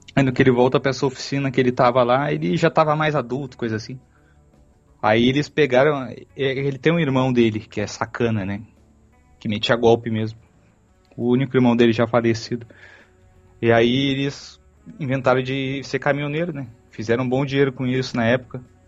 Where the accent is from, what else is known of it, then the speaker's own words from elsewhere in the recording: Porto Alegre, Rio Grande do Sul, Brazil; a gente é de Porto Alegre